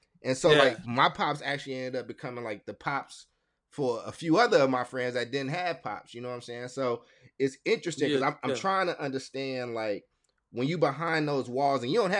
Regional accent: Chicago, Illinois, United States; also born or lived in Kentucky; So I was born in Chicago and moved in between Chicago and Kentucky.

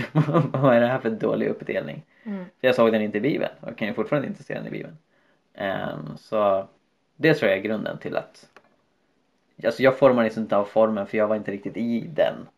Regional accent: Sweden; infödda svenskar

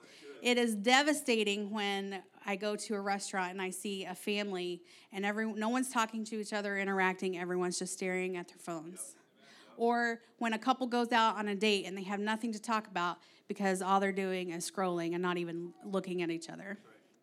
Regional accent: Kentucky, United States; accent: Kentucky; now in Ohio, United States; For example, if you don't know, I grew up in Southeast Kentucky. And when Aaron met me, my accent was thick, okay? Now, I moved to Ohio, and I started talking like all y'all northerners up here.

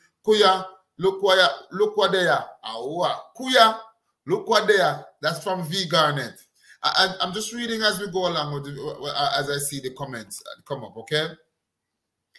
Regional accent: Jamaica; I come from Jamaica.

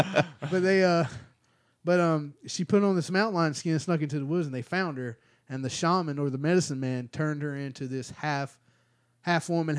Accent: United States; moved away; So you know, I'm originally from Broad Slab, Southern Johnson County. It's a special place on earth.

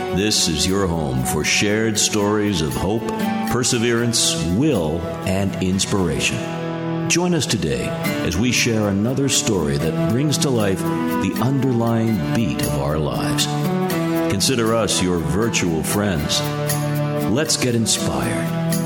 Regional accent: Madison, Wisconsin, United States; also born or lived in Colorado / Iran; Grew up primarily in Madison, Wisconsin

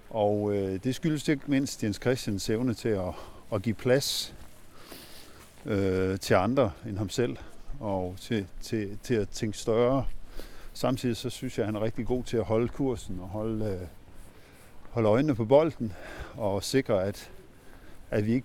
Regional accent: Ringkøbing, Central Denmark Region, Denmark; now in Herning, Denmark; Jeg er vokset op i Ringkøbing ude på vestkysten. Hmm, så det er jo min føde, eller det er ikke min fødeby, men det var der, jeg havde min, min skolegang ude.

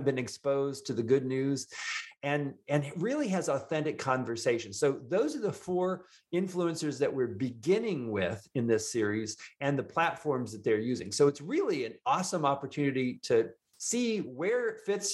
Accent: Indiana, United States; now in Houston, United States; the farmer's kid from Indiana, which I am

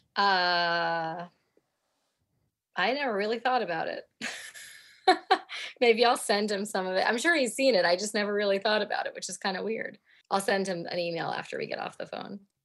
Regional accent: New York City, New York, United States; moved away as an adult; now in Cambridge, United Kingdom; We're both from New York, and we happen to both live in Cambridge, England

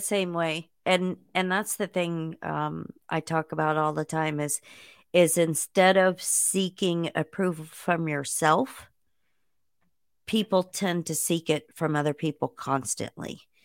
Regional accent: Indiana, United States; I grew up in Indiana

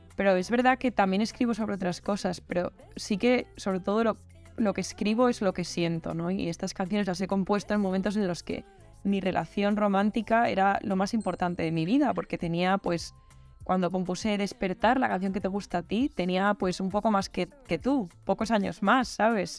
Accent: Madrid, Community of Madrid, Spain; soy una artista de Madrid

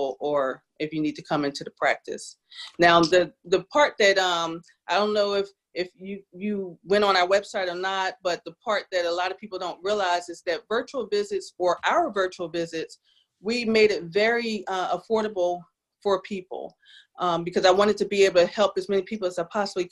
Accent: New Jersey, United States; now in South Carolina, United States; I'm from South Jersey.

